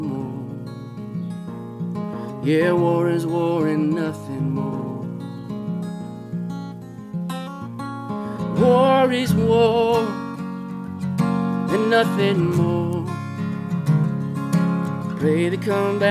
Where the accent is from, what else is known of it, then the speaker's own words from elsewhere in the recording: Moline, Illinois, United States; moved away; also born or lived in California; I'm originally from Moline, Illinois, and I migrated out to California